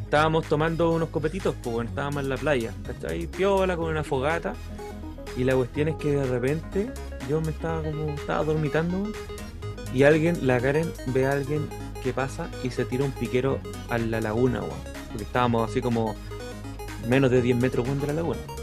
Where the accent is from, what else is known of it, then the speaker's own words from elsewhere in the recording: Tocopilla, Antofagasta, Chile; Una vez cuando chico nomás en Tocopilla